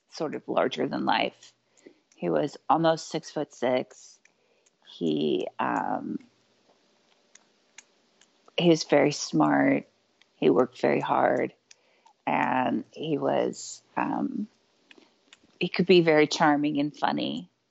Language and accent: English; Spring Hill, Kansas, United States; In Spring Hill, Kansas.